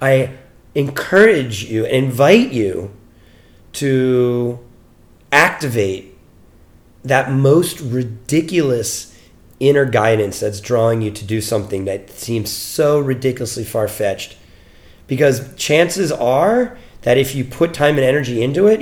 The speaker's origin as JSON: {"language": "English", "town": "Mount Holly", "region": "New Jersey", "country": "United States", "tie": "born or raised there", "also_born_or_lived": "Boston, Massachusetts / New York / Colorado", "moved": "as an adult", "said": "I grew up in New Jersey, in the United States, in New Jersey."}